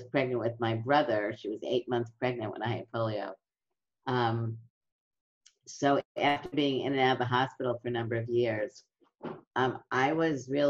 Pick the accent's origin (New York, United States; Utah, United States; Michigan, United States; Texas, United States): New York, United States; New York City; in my neighborhood, it was a middle-class neighborhood in Brooklyn